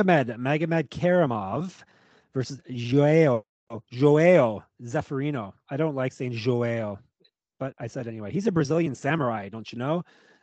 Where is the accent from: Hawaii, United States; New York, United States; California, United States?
Hawaii, United States; because I am Hawaiian after all.